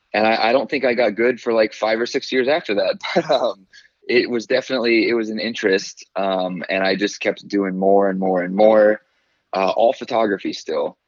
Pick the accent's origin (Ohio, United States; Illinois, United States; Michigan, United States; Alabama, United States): Alabama, United States; Fairhope; also born or lived in Atlanta, Georgia; now in Birmingham, United States; so I grew up in Fairhope. Um, I was actually born right outside of Atlanta, Georgia. Um, okay. But I mean, when I turned like three, we moved to Fairhope, so I, I claim Fairhope